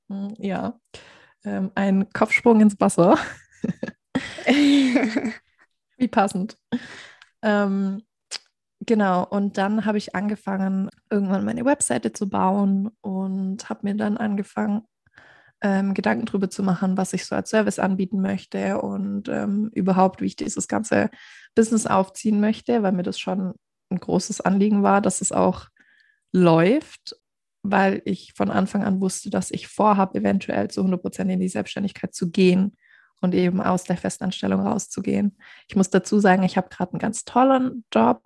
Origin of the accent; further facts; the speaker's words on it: near Stuttgart, Baden-Württemberg, Germany; accent: Swabian; Ich komme nämlich aus der Nähe von Stuttgart